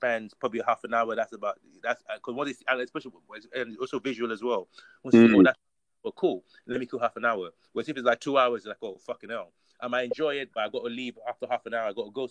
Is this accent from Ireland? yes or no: no; London, United Kingdom; we live in Hounslow. We're from Hounslow